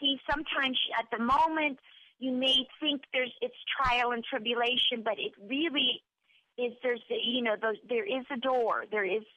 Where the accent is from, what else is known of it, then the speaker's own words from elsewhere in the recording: Pensacola, Florida, United States; accent: New Jersey Southern; moved away as an adult; also born or lived in New Jersey / Los Angeles; now in Ohio, United States; I have like a New Jersey Southern. I was raised in Pensacola, but born in New Jersey